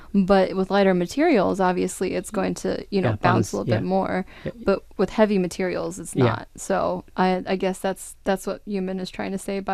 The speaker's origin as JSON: {"language": "English", "country": "United States", "tie": "born or raised there", "said": "My Chinese is a little bit rusty. I grew up in the States over here, so."}